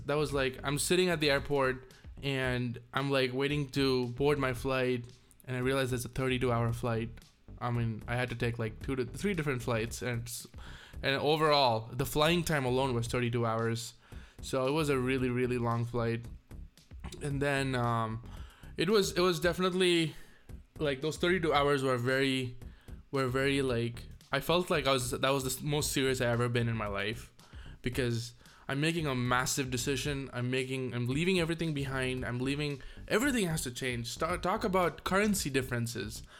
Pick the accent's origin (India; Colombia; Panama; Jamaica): India; moved away as an adult; now in United States; leave India, my home, the place I was born, the place I learned English, Tamil